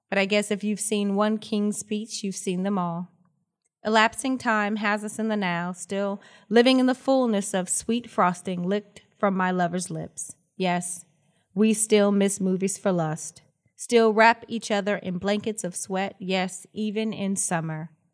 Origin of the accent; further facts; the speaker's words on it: Los Angeles, California, United States; born and raised in Los Angeles. I'm a California girl, proud, proud graduate of Crenshaw High School